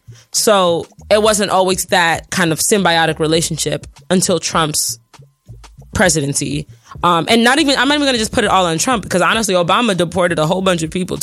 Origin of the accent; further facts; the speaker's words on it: Nigeria; so I'm like Nigerian and my family's Muslim, so you have to understand.